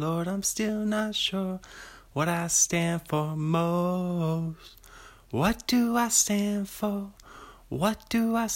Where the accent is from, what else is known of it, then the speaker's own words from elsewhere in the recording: Pullman, Washington, United States; I'm from Pullman, Washington.